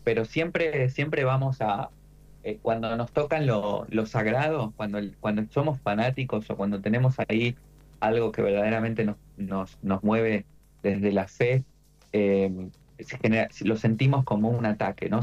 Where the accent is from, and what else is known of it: Argentina